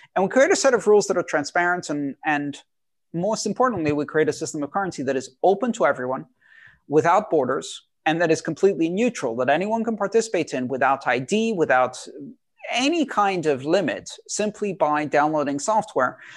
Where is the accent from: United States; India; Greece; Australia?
Greece; I, I grew up in Greece.